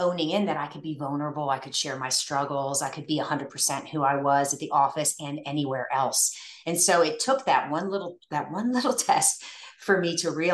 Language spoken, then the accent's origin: English; Northern Virginia, United States; I grew up in Northern Virginia